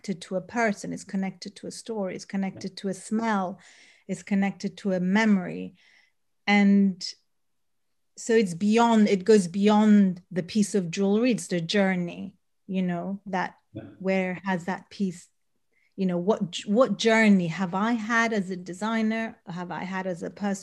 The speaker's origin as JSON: {"language": "English", "country": "Sudan", "tie": "born or raised there", "also_born_or_lived": "Eritrea", "moved": "yes", "said": "I was born in Eritrea, grew up in Sudan, for many years lived there."}